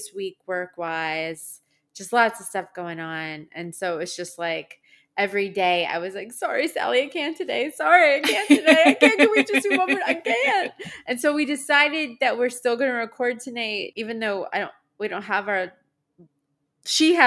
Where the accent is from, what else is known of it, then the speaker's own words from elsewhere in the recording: Long Island, New York, United States; I'm from New York. I'm Italian